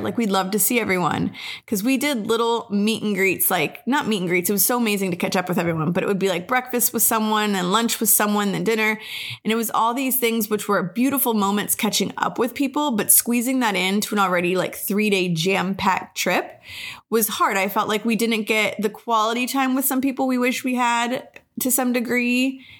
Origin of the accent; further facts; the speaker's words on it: United States; also born or lived in Colorado; I am from Albuquerque or Texas as well.